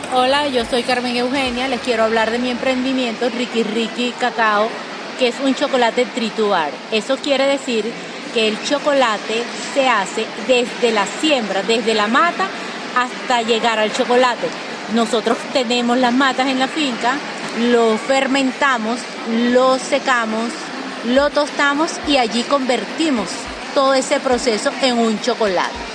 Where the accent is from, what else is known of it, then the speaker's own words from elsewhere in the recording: Venezuela; nosotros como venezolanos, productores del mejor cacao del mundo